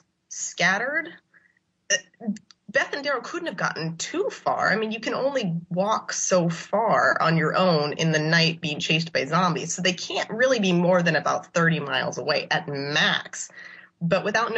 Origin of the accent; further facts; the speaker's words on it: California, United States; I have a California public school education